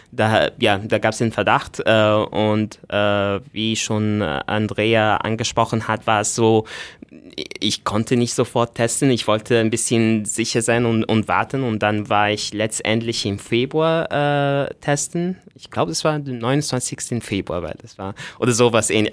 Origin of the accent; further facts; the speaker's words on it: Egypt; now in Austria; ich bin äh, ursprünglich aus Ägypten, ähm, ich bin mittlerweile Österreicher